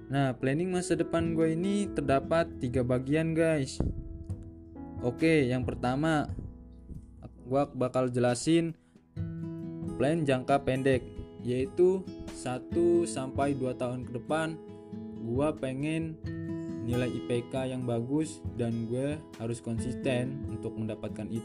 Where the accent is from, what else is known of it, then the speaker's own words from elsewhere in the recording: Bandar Lampung, Lampung, Indonesia; Gue berasal dari Bandar Lampung